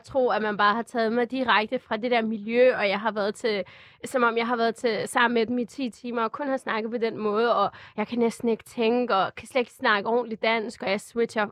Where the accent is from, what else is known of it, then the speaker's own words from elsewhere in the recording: Glostrup, Capital Region of Denmark, Denmark; also born or lived in Albertslund; jeg er født på Glostrup Hospital, jeg er vokset op i Danmark, jeg kan dansk flydende